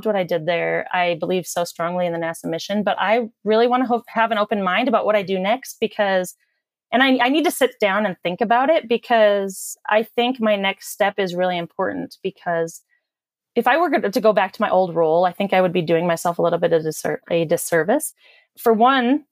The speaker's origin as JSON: {"language": "English", "region": "North Dakota", "country": "United States", "tie": "born or raised there", "said": "I grew up in North Dakota, and I guess you could consider it a small town"}